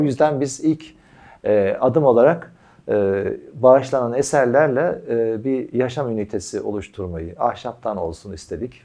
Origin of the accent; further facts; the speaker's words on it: Kütahya, Turkey; biz Kütahyalıyız.